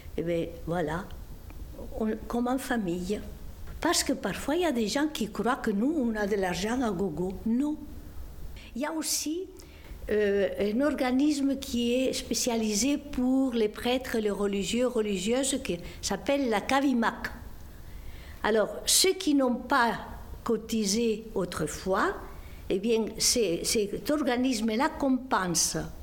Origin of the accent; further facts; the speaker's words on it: Esterri de Cardós, Catalonia, Spain; now in Montauban, France; Je suis née dans les Pyrénées catalanes, versant espagnol, petit village de la montagne appelé Esterri de Cardos, limitrophe avec la Riège